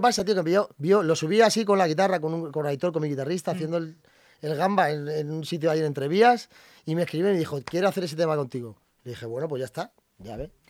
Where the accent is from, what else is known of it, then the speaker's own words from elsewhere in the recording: Madrid, Community of Madrid, Spain; al final yo nací aquí